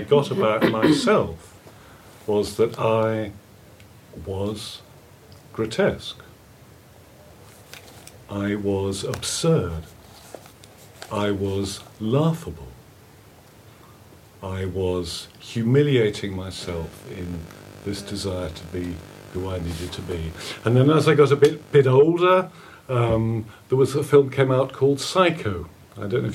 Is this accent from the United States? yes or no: no; England, United Kingdom; I grew up in England in the 50s